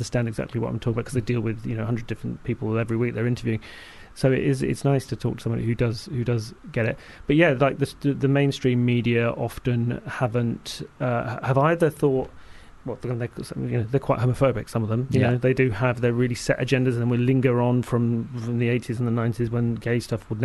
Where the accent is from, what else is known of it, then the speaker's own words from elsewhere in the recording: London, United Kingdom; me growing up in South London